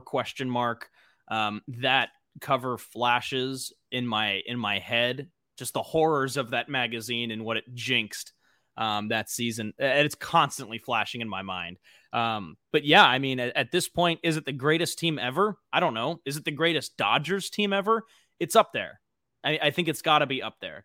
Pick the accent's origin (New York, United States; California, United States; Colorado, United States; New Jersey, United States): California, United States; Los Angeles; also born or lived in Arizona; born and raised in L A, I'm from the San Fernando Valley